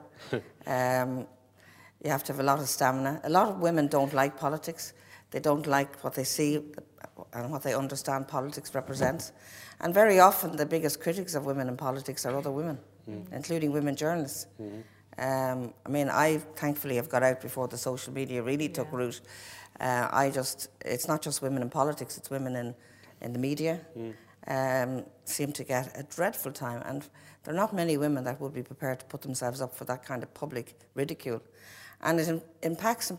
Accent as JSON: {"language": "English", "town": "Newcastle", "region": "County Dublin", "country": "Ireland", "said": "I came from Newcastle Rathcoole"}